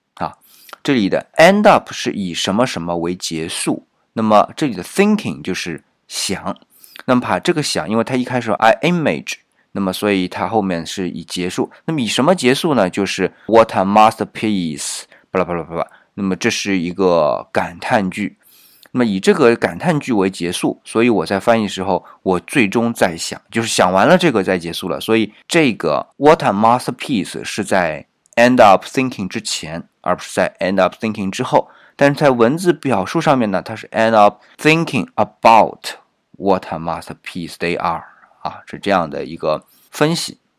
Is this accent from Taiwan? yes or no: no; China; 我们中国人一般就不会想到这么做啊